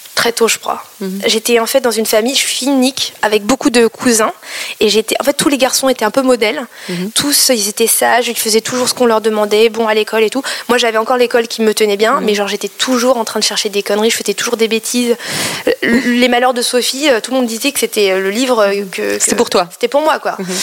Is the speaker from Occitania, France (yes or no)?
no; Paris, Île-de-France, France; first language Cambodian; je suis née en France, à Paris, dans le 13e